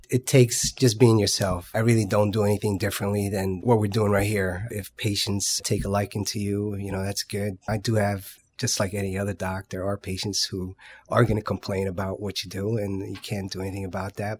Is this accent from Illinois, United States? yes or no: no; Paterson, New Jersey, United States; I grew up in Patterson, so my dad was well known in this